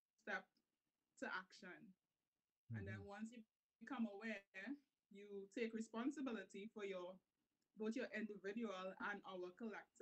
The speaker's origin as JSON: {"language": "English", "country": "Trinidad & Tobago", "said": "I am a Trinidadian podcaster. So I'm based in Trinidad"}